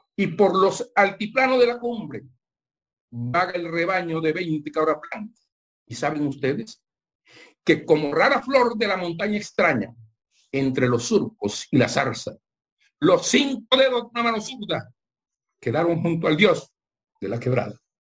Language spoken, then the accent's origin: Spanish; Barranquilla, Atlántico, Colombia; also born or lived in Zapatoso; now in Caracolí, Colombia; Yo siempre he vivido en Barranquilla. Yo soy de pueblo de Zapatoso, un corregimiento